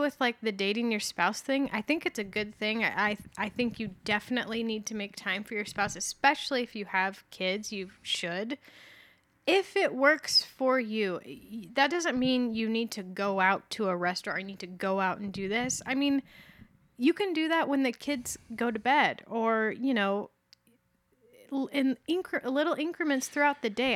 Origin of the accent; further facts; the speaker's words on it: Fountain Valley, California, United States; also born or lived in Santa Ana, California; I was born in Fountain Valley